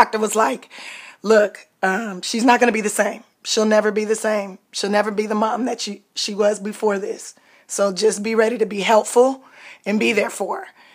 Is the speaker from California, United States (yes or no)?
yes; Los Angeles, California, United States; in Los Angeles, California